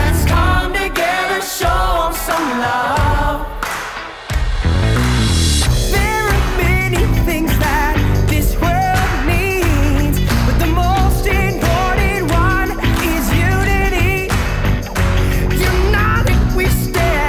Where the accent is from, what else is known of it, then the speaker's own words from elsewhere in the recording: Florida, United States; moved away; I'm originally from Florida, and technically there's a swamp there